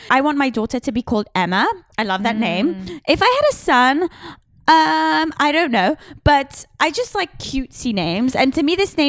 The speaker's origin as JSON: {"language": "English", "region": "England", "country": "United Kingdom", "said": "I'm English"}